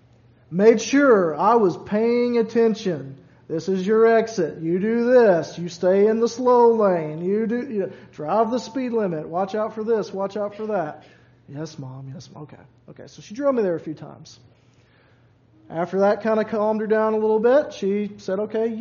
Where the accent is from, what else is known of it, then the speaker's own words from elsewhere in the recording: Louisville, Kentucky, United States; I grew up in Louisville, so right there on the river